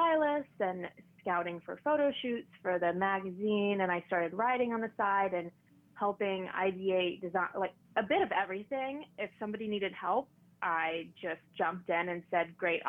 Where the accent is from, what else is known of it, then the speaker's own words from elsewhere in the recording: Paducah, Kentucky, United States; moved away as an adult; also born or lived in Lexington, Kentucky; now in New York, United States; I'm from Paducah originally